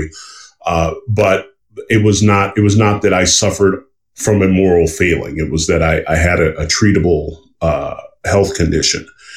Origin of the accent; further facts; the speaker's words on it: the South, United States; I grew up in the South